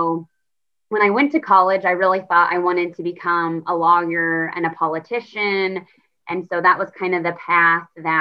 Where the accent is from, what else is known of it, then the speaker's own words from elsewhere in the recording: Kansas, United States; moved away; I am from Kansas. And so small, rural, I would say stereotypical Kansas. And so I'm from a town of about 900 people.